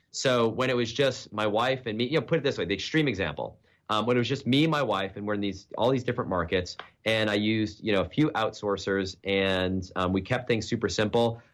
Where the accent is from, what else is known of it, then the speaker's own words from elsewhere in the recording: New Hampshire, United States; now in Texas, United States; I'm a New Hampshire kid. I grew up in the Northeast, cold winters.